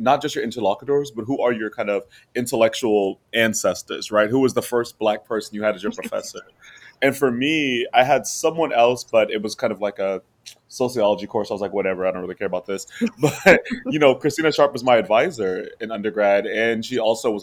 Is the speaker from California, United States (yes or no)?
no; Southeast Kansas, United States; originally I'm from Southeast Kansas